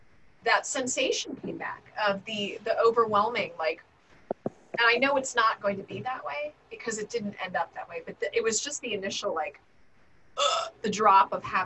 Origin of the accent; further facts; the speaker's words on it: Gahanna, Ohio, United States; we grew up in Gahanna